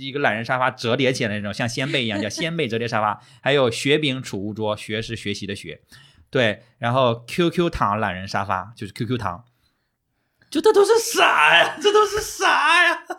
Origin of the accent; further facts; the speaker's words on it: northern China, China; 我我是北方人嘛，然后本身我说实话，我们小的时候就到现在也不会说过年的时候会买旺旺，不太会，